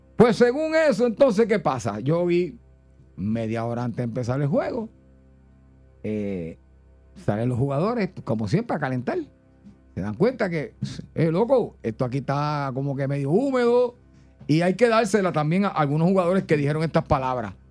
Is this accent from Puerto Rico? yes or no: yes; Puerto Rico; como buenos boricuas